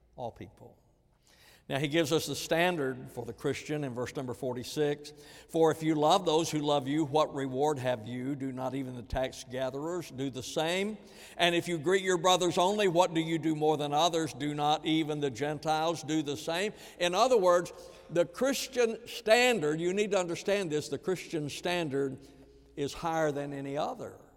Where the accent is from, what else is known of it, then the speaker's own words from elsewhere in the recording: the American South, United States; especially as a Southerner